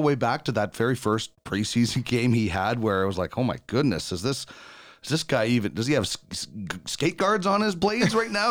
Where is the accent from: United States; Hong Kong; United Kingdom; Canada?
Canada; every Canadian kid